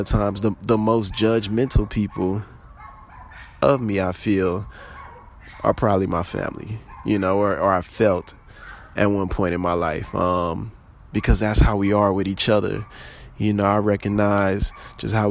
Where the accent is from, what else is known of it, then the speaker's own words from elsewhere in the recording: New Orleans, Louisiana, United States; moved away; also born or lived in Houston; my trip back home. Homecoming. Both New Orleans and Xavier. For me, it felt like a pilgrimage back to my motherland.